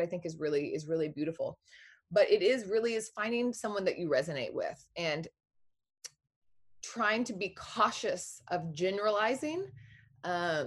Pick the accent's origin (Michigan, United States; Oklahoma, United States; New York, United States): Oklahoma, United States; I was born in Oklahoma, in a tiny little town in Oklahoma.